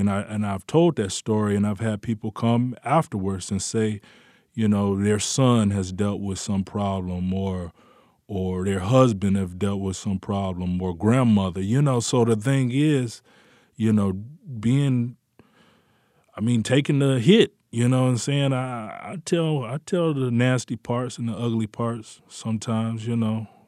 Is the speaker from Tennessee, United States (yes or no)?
no; Detroit, Michigan, United States; We would flip quarters at the lunch table in high school in Detroit